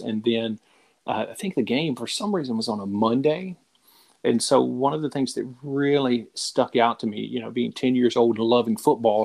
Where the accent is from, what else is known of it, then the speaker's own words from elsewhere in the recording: Middle Tennessee, United States; also born or lived in Florida; now in Louisiana, United States; I grew up in Tennessee, uh, in Middle Tennessee, and, and, spent years there, and then ended up in Louisiana by way of Florida